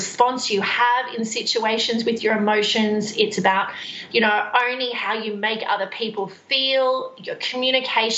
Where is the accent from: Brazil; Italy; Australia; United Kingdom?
Australia; Central Coast, New South Wales; moved away as an adult; also born or lived in Queensland / Sydney; now in Perth, Australia; I'm actually originally from New South Wales. Just north of Sydney. So Central Coast is where I spend most of my life